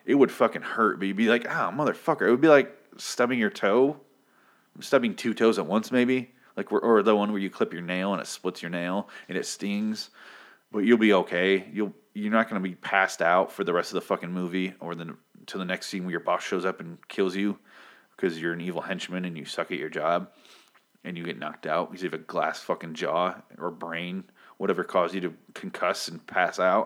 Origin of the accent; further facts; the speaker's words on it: United States; I'm American